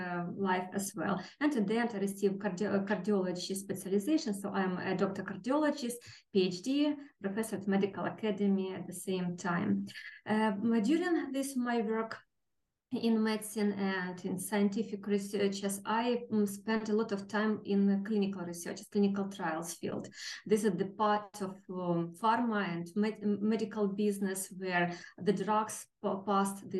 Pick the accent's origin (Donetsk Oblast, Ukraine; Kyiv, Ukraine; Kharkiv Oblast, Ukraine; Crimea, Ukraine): Kharkiv Oblast, Ukraine; Kharkiv; I was born in Kharkiv, the city, one of the nearest cities to our neighbors, 60 kilometers from the Russian border